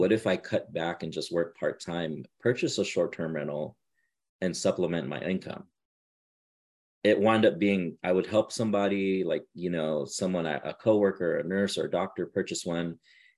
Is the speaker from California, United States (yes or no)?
yes; Southern California, United States; I'm from Southern California.